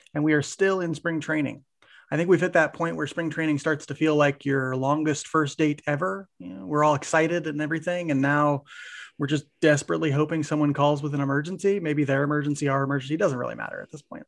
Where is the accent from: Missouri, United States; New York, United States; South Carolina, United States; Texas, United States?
Missouri, United States; Maryville; moved away; we're from Maryville, Missouri, for those who don't know, originally, Mike